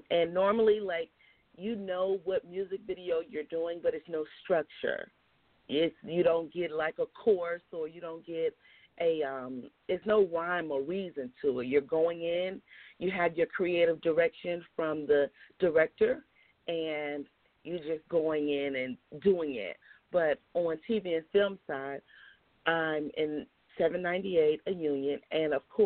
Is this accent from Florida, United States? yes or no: yes; Miami, Florida, United States; now in Atlanta, United States; I'm from Miami, Florida. I reside here in Atlanta, Georgia